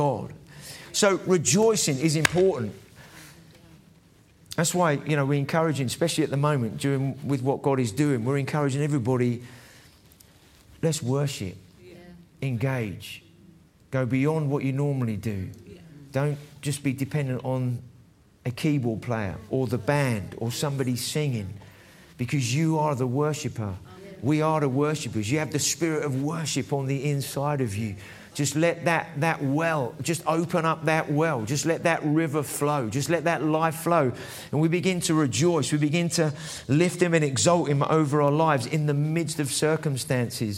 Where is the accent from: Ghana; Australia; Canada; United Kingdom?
United Kingdom; England; I might have a Scottish surname, but I'm English, really